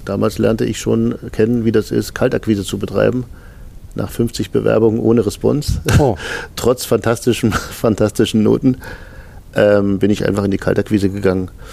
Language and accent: German; Germany; in den neunzigern, da wo ich herkomme, äh, am Rande von Polen